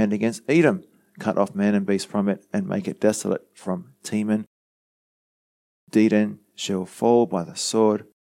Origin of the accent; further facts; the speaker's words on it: Australia; us in Australia